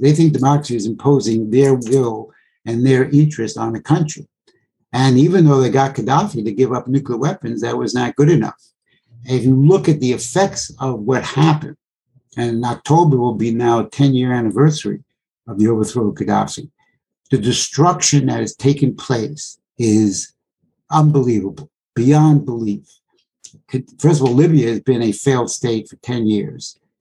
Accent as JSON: {"language": "English", "country": "United States", "said": "my country, the United States"}